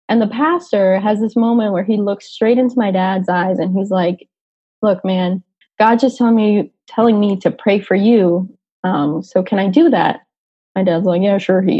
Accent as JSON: {"language": "English", "town": "Lynn", "region": "Massachusetts", "country": "United States", "tie": "born or raised there", "said": "I grew up in Lynn, Massachusetts, which again, 30, 35 minutes outside of Boston, but on the other side, so on the North Shore side. Um, so I grew up in Lynn, and I don't know, the Boston accent unfortunately never really stuck."}